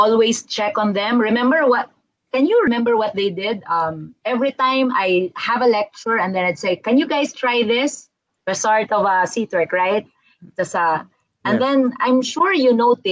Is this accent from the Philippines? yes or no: yes; Philippines; I'm a Filipino